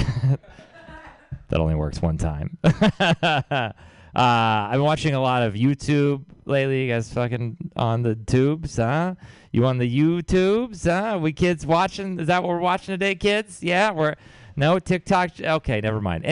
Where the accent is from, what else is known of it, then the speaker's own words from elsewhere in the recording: Texas, United States; moved away; I'm from Texas